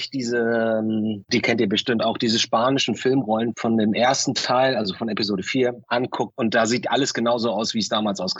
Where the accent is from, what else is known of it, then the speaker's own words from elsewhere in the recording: Lübeck, Schleswig-Holstein, Germany; bei uns in Lübeck.